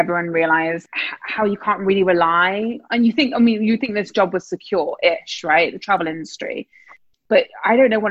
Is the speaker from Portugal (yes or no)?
no; England, United Kingdom; now in New York, United States